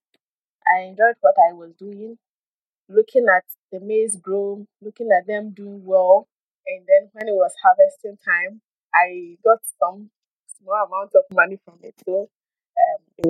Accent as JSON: {"language": "English", "region": "Eastern Region", "country": "Ghana", "moved": "yes", "lives_now": "Accra, Ghana", "said": "I am from the Eastern region, from Adelsna precisely, but I lived in Trondheim for quite a number of years before coming to Accra."}